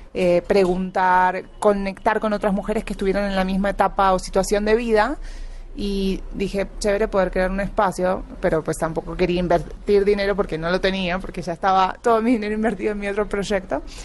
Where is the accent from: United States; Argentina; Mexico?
Argentina; Buenos Aires Province; moved away as an adult; now in Colombia; Yo soy de Buenos Aires, no de la capital capital, o sea, no soy porteña